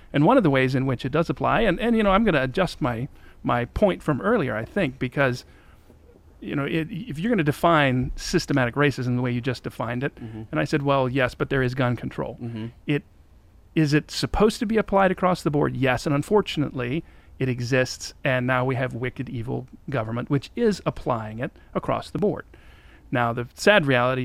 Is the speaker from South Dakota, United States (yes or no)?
yes; South Dakota, United States; I grew up in South Dakota where we have a very, very small black population